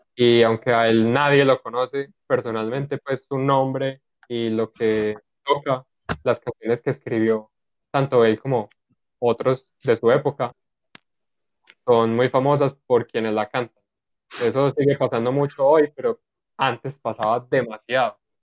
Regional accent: Colombia; uno siendo colombiano

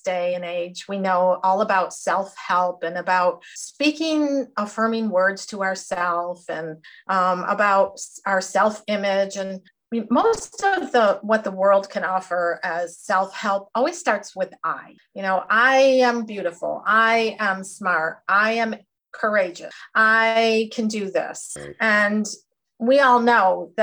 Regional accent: Jamestown, New York, United States; also born or lived in Cedarville, Ohio; I was born and raised here in Jamestown, New York

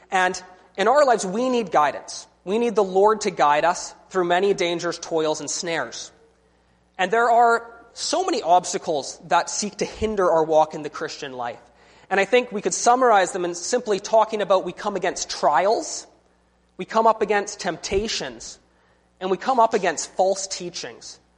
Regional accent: British Columbia, Canada; I'm from British Columbia. And one of the wonderful things about being from British Columbia is that we have all these wonderful mountains and forests to hike.

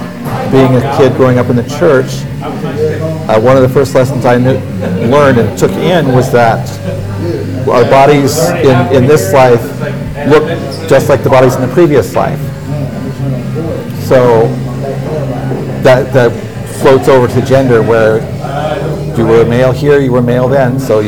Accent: Susanville, California, United States; also born or lived in Seattle; now in American Fork, United States; born in Middle California and grew up in North California, in a tiny little town called Susanville, which is north of Reno, Nevada

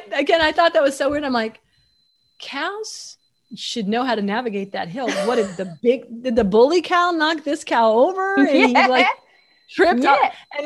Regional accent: United States; I'm such an American.

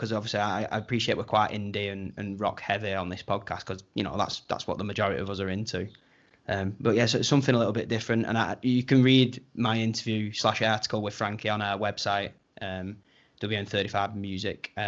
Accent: Wigan, North West England, United Kingdom; we're from Wigan

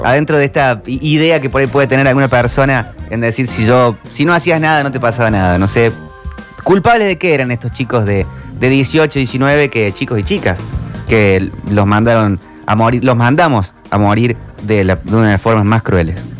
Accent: Argentina; como argentinos

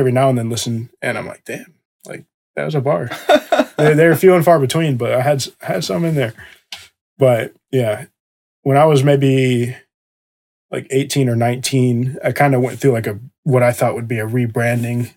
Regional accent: Johnson City, Tennessee, United States; moved away as an adult; in my hometown, in Johnson City, Tennessee

